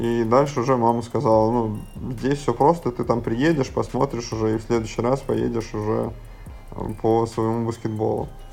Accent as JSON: {"language": "Russian", "town": "Syzran", "region": "Samara Oblast", "country": "Russia", "tie": "born or raised there", "moved": "yes", "said": "Я из Сызрани, это Самарская область"}